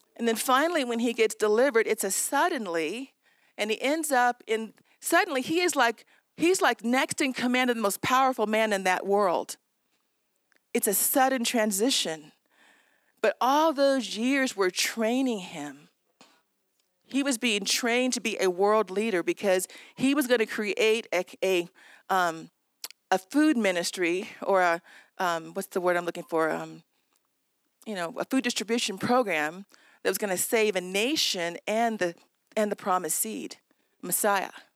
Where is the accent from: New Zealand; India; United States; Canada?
United States; Southern California; I was raised in Southern California.